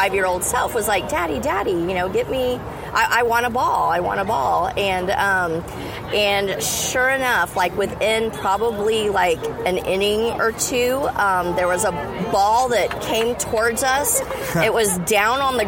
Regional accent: Corpus Christi, Texas, United States; I grew up in Corpus Christi

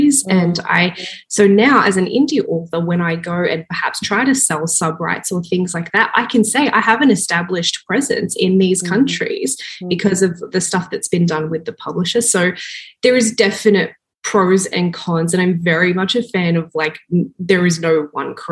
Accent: Australia; moved away as an adult; now in Toronto, Canada; I'm from Australia, originally born and raised, and then 7 years ago, I moved to Toronto, Canada with my husband

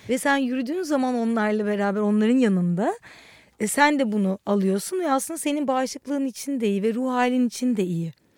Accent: Istanbul, Turkey; moved away as an adult; also born or lived in Ankara; Ankara'da doğdum. Sonra da hep İstanbul'un içinde büyüdüm.

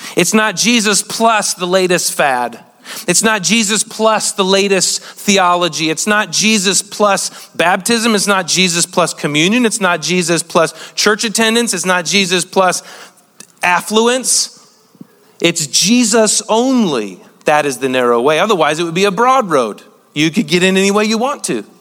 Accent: United States; being an American

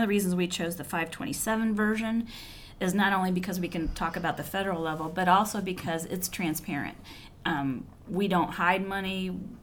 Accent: Fairfield County, Ohio, United States; we're both from Fairfield County, which is a county outside of Columbus, Ohio

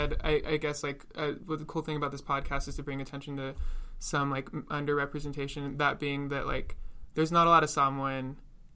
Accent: Washington, United States; I was born and raised in Washington

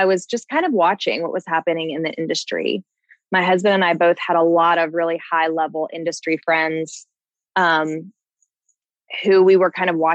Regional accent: Southern California, United States; moved away as an adult; I am originally from Southern California. I lived there until I was 21.

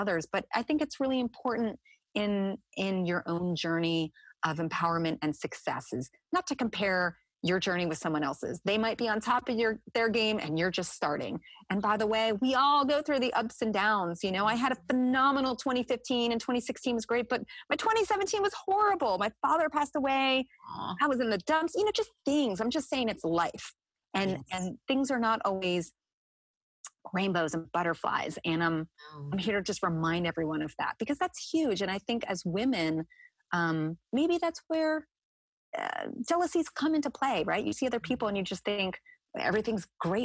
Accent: New Jersey, United States; I'm from New Jersey. So let me just put it out there. I can be a feisty woman just because like that's where I'm from

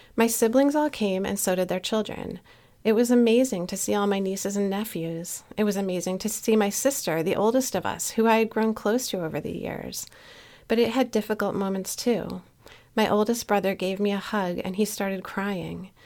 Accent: Newtown, Connecticut, United States; here in my hometown of Newtown, Connecticut.

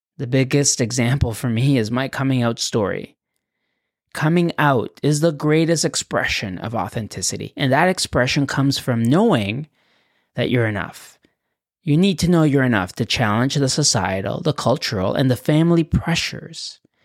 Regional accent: Acapulco, Guerrero, Mexico; English is a second language; now in Canada; I was born in Acapulco, a resort town on Mexico's Pacific coast

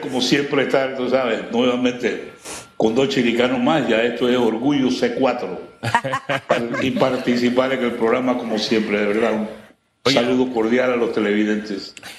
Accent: Panama; nosotros como panameños

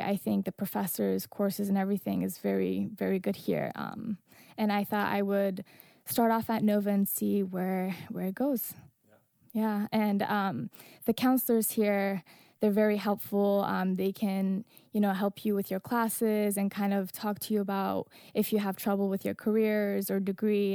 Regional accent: Afghanistan; now in Northern Virginia, United States

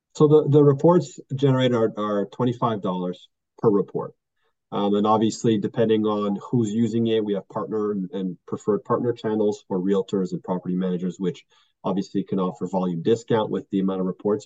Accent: Quebec, Canada; I'm actually from Quebec

